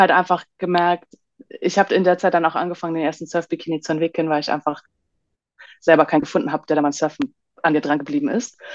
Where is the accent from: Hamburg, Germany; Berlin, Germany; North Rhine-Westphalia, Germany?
Hamburg, Germany; moved away as an adult; also born or lived in Bali, Indonesia; Ich komme ursprünglich aus Hamburg und pendel aber mittlerweile zwischen, ja, Deutschland und Bali in Indonesien